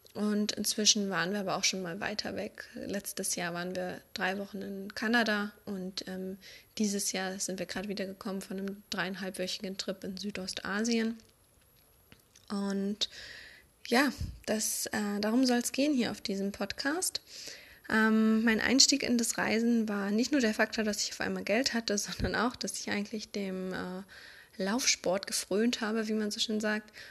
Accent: Berlin, Germany; moved away as an adult; now in Vienna, Austria; Eigentlich kommen wir aus Berlin.

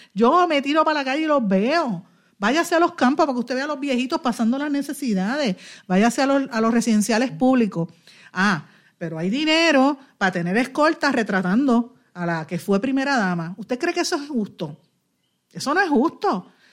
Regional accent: Puerto Rico; nosotros como puertorriqueños

